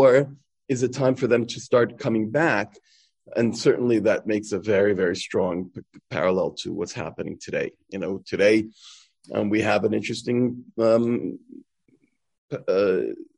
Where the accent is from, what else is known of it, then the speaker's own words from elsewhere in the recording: New York, United States; moved away as an adult; now in Krakow, Poland; growing up in New York